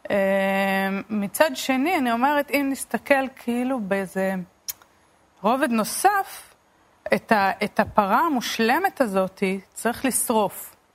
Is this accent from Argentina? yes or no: no; Beit El, West Bank, Palestine; אמ, גדלתי בהתנחלות הדתית בית אל. אה, למדתי באולפנת עופרה לבנות.